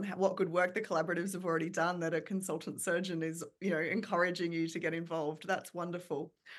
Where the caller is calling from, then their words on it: Melbourne, Victoria, Australia; I'm recording from Naarm, Melbourne, from the lands of the Boon Wurrung people